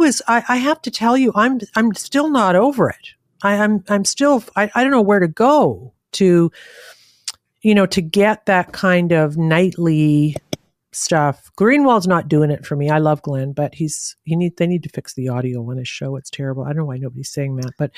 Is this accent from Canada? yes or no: yes; Canada; I'm Canadian.